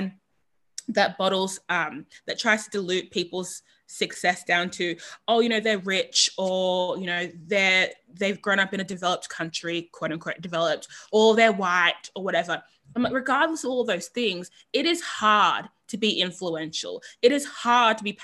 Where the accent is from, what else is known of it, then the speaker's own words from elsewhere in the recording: Sydney, New South Wales, Australia; I grew up in East Sydney. Sydney's East.